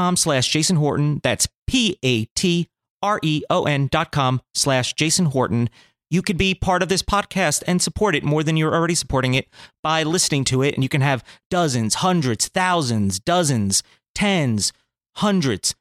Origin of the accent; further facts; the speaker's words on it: New Jersey, United States; moved away; also born or lived in Newburgh, New York; I'm from Jersey originally.